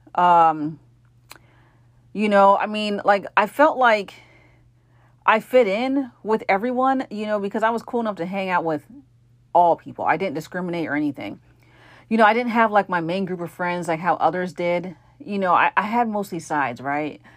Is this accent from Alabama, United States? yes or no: no; New Jersey, United States; my brother and I were born here in the States, in New Jersey